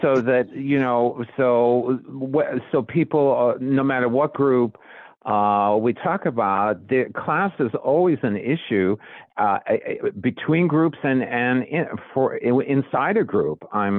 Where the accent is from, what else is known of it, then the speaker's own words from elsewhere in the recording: New York, United States; And I grew up in Jewish New York